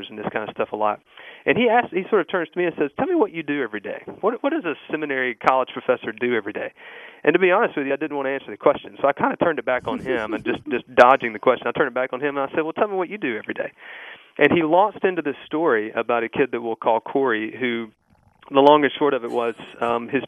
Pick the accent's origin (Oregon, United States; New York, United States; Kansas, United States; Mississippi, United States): Mississippi, United States; I grew up in Mississippi in a church there